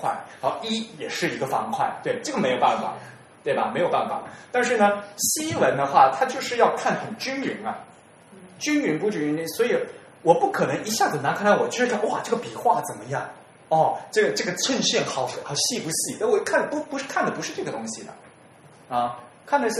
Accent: China; 因为我们都是中国人，大家都对这个，其实中国人写字很厉害的

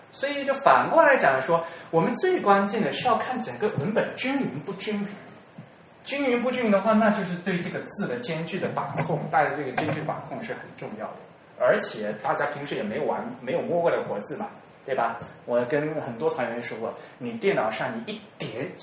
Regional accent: China; 因为我们都是中国人，大家都对这个，其实中国人写字很厉害的

